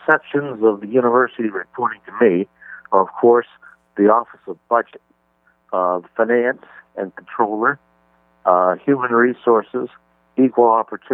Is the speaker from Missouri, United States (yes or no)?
no; Steubenville, Ohio, United States; moved away as an adult; also born or lived in Tulsa, Oklahoma; now in Oshkosh, United States; I'm from, for the most part, you would say, a little town called Steubenville, Ohio